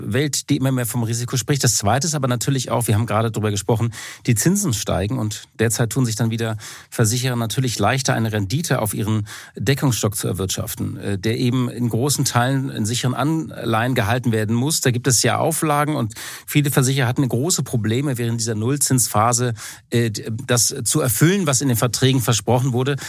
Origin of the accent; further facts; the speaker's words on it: Hamburg, Germany; mein Herz als Hamburger